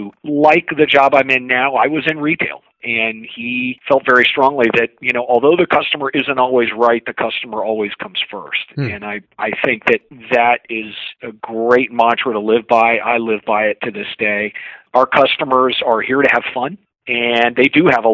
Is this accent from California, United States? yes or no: no; Fort Lauderdale, Florida, United States; moved away as an adult; also born or lived in Maui, Hawaii / Virginia; now in Atlanta, United States; I was born and raised in Fort Lauderdale, Florida, but I've lived all over the country